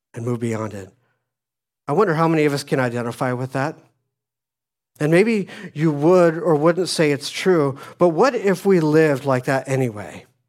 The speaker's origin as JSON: {"language": "English", "town": "Phoenix", "region": "Arizona", "country": "United States", "tie": "born or raised there", "moved": "yes", "said": "I grew up in Phoenix, Arizona"}